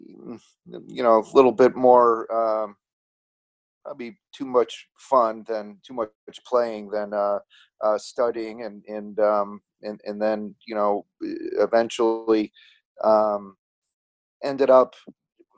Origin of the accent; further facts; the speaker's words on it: Chicago, Illinois, United States; I grew up in a western suburb of Chicago, Illinois.